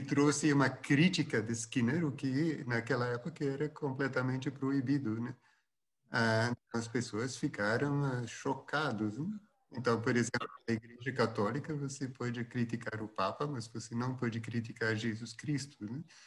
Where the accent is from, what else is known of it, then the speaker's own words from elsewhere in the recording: Flanders, Belgium; first language Dutch; Portuguese is a second language; now in Brazil; eu sou do, do norte da Bélgica e a, é a língua é holandesa